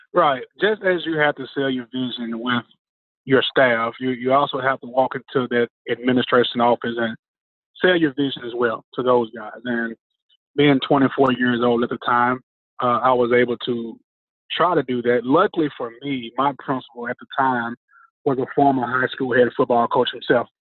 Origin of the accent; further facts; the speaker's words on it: Memphis, Tennessee, United States; my hometown of Memphis